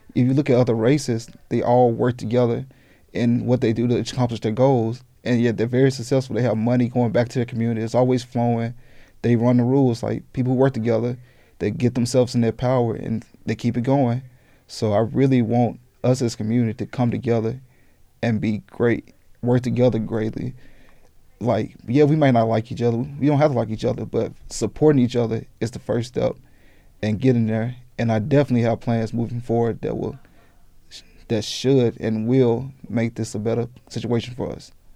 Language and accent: English; Jackson, Mississippi, United States; now in Tucson, United States; I'm from Jackson, Mississippi